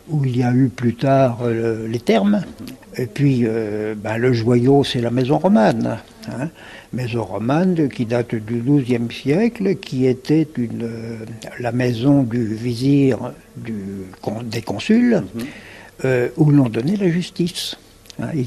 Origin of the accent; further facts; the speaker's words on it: Paris, Île-de-France, France; Je viens de Paris.